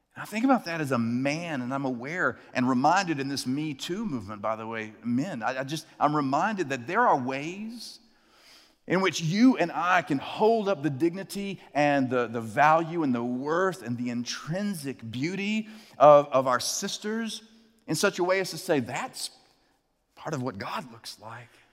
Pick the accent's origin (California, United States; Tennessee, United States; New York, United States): Tennessee, United States; Chattanooga; The first time I heard the term carjacking, uh, was in my hometown